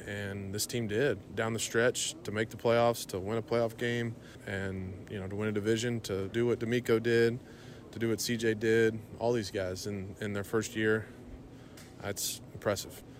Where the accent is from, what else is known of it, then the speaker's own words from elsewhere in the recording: Houston, Texas, United States; here in Houston, in my hometown